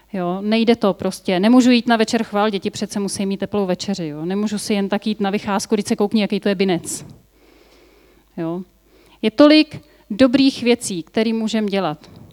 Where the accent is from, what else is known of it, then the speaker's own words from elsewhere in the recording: Bohemia, Czechia; A u nás v Čechách